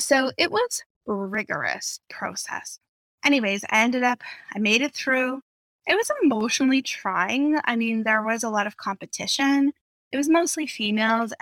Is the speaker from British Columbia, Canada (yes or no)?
yes; outside of Vancouver, British Columbia, Canada; also born or lived in Calgary; I moved back to home outside of Vancouver